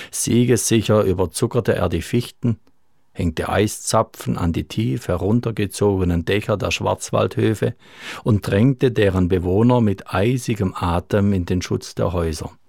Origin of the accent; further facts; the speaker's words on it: Freiburg im Breisgau, Baden-Württemberg, Germany; born there; So kann ich heute behaupten, ich sei gebürtiger Freiburger. Ich durfte zwar nur wenige Tage die Stadtluft schnuppern, doch dies verschweige ich, wenn nicht weiter nachgefragt wird.